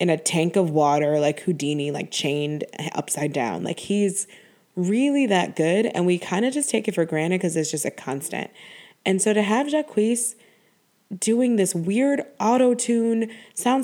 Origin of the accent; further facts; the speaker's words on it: Buffalo, New York, United States; I grew up in Buffalo, New York